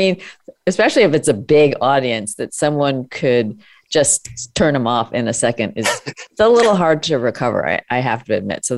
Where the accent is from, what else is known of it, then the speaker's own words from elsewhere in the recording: United States; I was born and I grew up in America